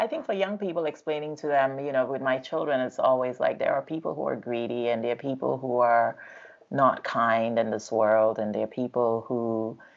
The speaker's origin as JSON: {"language": "English", "country": "Nigeria", "moved": "yes", "lives_now": "United States", "said": "as someone who came from Nigeria to this country, because I'm Nigerian"}